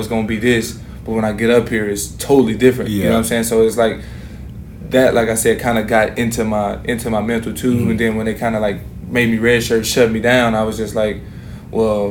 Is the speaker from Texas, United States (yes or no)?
yes; Texas, United States; moved away as an adult; also born or lived in Utah; growing up in Texas